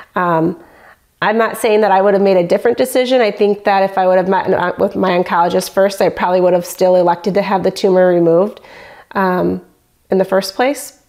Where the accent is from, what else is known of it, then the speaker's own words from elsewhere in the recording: Michigan, United States; I'm from Michigan.